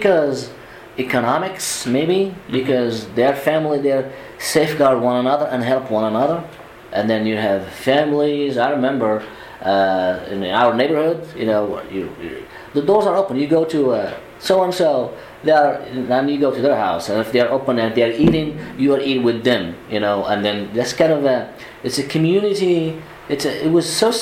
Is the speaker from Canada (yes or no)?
no; Kenitra, Rabat-Salé-Kénitra, Morocco; English is a second language; moved away as an adult; also born or lived in Germany; now in United States; I was born in Kenitra. It's about 40 kilometers north of Rabat, the capital.